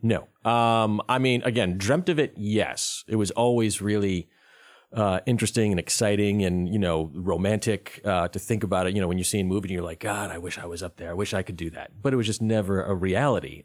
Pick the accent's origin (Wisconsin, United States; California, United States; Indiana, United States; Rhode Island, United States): Rhode Island, United States; moved away as an adult; also born or lived in North Carolina; I'm originally from Rhode Island. I'm not from North Carolina.